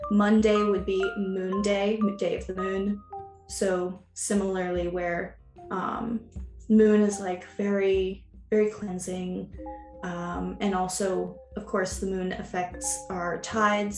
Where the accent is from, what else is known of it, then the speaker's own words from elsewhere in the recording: New York City, New York, United States; moved away; growing up in America and in New York City